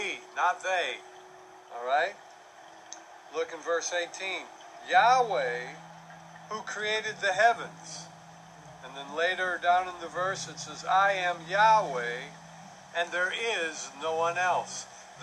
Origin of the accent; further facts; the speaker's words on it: Milwaukee, Wisconsin, United States; also born or lived in Tulsa, Oklahoma / New Mexico / Louisville, Kentucky / Greeley, Colorado; now in Florida, United States; when I grew up in Milwaukee